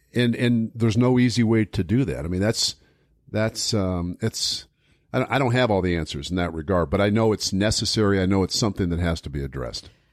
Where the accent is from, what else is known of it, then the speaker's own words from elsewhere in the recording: United States; as American citizens